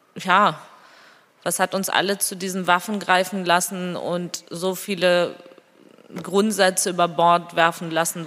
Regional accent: Georgia; first language Georgian; German is a second language; moved away; meine Muttersprache auch sehr sehr stark da und ich rede mit meinen Kindern zum Beispiel ausschließlich Georgisch

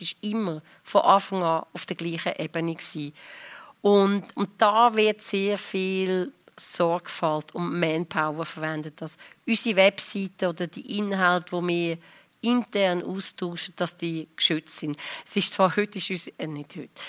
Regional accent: Lucerne, Switzerland; now in Zürich, Switzerland; ich bin von Luzern gekommen, ich habe in Zürich knapp gewusst, wo die Bahnhofstrasse ist, mehr nicht.

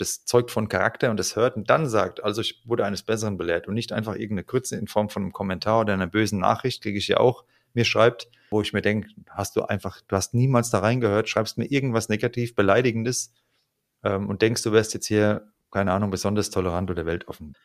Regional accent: Frankfurt am Main, Hesse, Germany; das ist meine Heimat

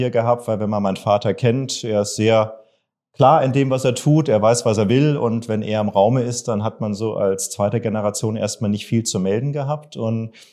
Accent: Augsburg, Bavaria, Germany; bin gebürtiger Bayer. Man hört mir das nicht an. Ich bin hochdeutsch erzogen worden, auch wenn ich in Augsburg im Lande des Weisch, Hasch und Kasch äh, groß geworden bin

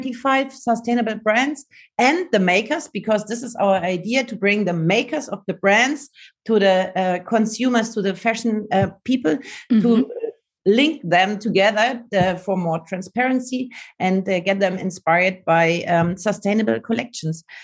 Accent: Munich, Bavaria, Germany; in Munich because this is my hometown

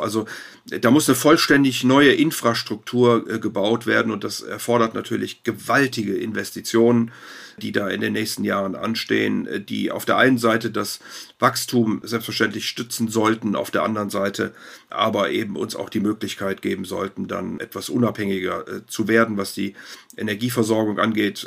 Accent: Rhineland, Germany; ich bin Rheinländer

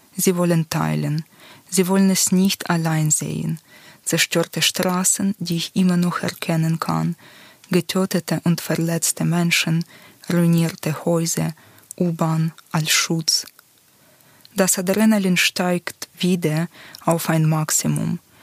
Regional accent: Luhansk, Luhansk Oblast, Ukraine; German is a second language; moved away as an adult; also born or lived in Lviv, Ukraine; now in Switzerland; Ich bin in Luhansk im Osten der Ukraine aufgewachsen

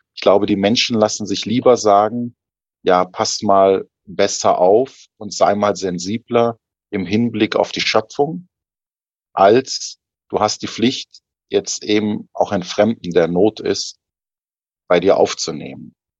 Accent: Germany; moved away; als Deutscher, als Priester, als Theologe, als Mönch

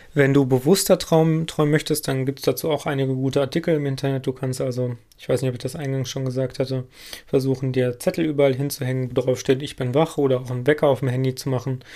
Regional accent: Lüdenscheid, North Rhine-Westphalia, Germany; moved away; in meiner alten Heimatstadt, also in Lüdenscheid

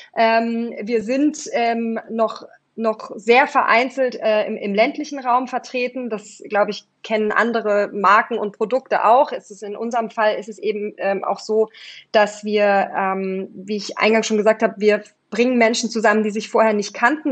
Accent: Swabian Jura, Baden-Württemberg, Germany; moved away as an adult; also born or lived in East Germany; now in Berlin, Germany; bin dann auf die Schwäbische Alb gezogen in ein anderes kleines Dorf

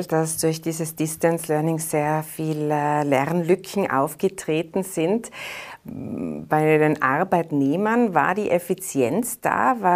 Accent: Tyrol, Austria; Jetzt äh, sind wir Tiroler ja seitens äh, der ÖVP mit zwei neuen Posten in der Regierung vertreten.

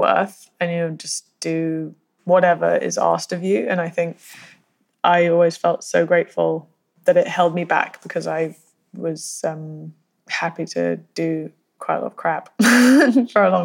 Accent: United Kingdom; I'm so British.

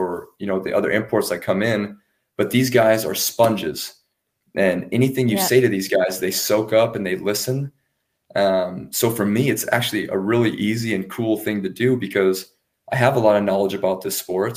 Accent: United States; moved away; myself and Reese, the American imports on offense

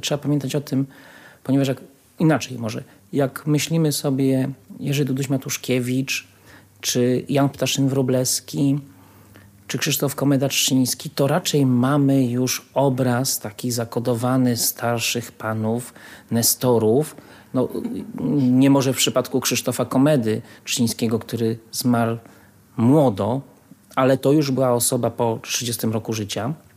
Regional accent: Łódź, Łódź Voivodeship, Poland; ja się urodziłem w Łodzi i jestem z miasta Łodzi

